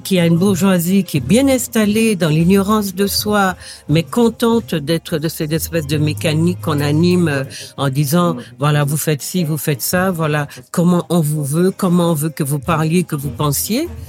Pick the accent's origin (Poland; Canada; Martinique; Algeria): Martinique; moved away as an adult; also born or lived in Paris; je viens effectivement de la Martinique